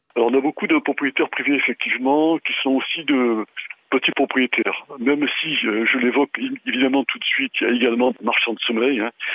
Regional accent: Marseille, Provence-Alpes-Côte d'Azur, France; je suis à Marseille, je suis marseillais, euh, je suis né, voilà, j'ai 62 ans, donc je connais un peu, un peu la ville

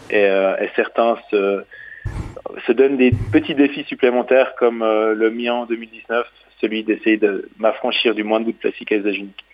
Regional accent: Switzerland; je suis suisse

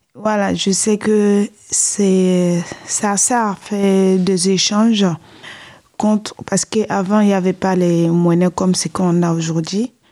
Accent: Côte d’Ivoire; now in France; chez moi, en Côte d'Ivoire

